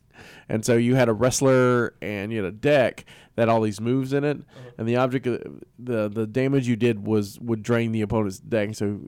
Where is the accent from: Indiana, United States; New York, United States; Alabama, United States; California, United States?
Alabama, United States; near Mobile; moved away; Mobile, Alabama, that's, you know, close enough to my hometown.